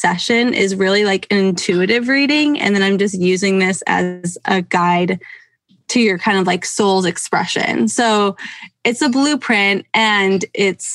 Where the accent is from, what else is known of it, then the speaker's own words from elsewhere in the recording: Pennsylvania, United States; now in Seattle, United States; I grew up in Pennsylvania